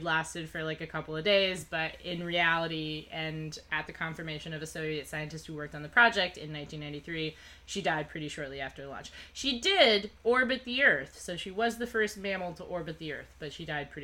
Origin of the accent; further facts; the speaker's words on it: United States; even as an American